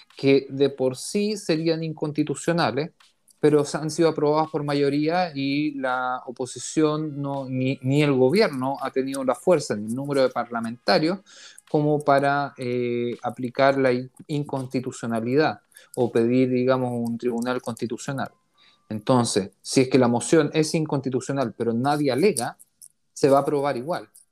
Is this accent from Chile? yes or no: yes; Chile; now in Israel; nosotros somos una comunidad chilena en Israel